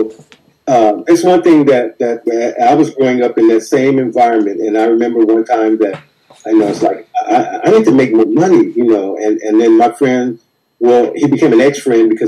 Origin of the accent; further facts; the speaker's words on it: Compton, California, United States; growing up in Compton